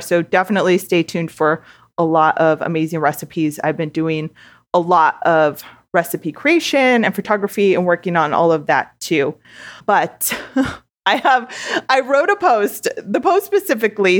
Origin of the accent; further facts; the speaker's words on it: Southern California, United States; I am born and raised in Southern California